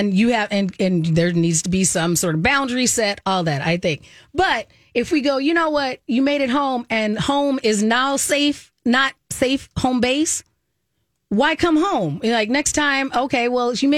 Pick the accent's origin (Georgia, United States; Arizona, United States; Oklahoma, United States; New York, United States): Arizona, United States; when I was growing up in Arizona